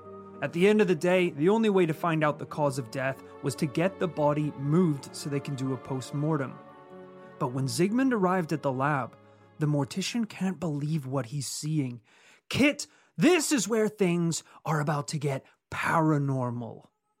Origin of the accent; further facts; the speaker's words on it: Yorkshire and the Humber, United Kingdom; accent: Yorkshire; there's maybe like a couple of those lines that I could clean up a little bit with my Yorkshire accent.